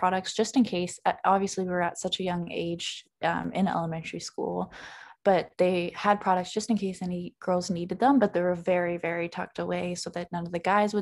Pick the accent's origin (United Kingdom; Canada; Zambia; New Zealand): Canada; Ontario; I grew up in Ontario, I was born in Ontario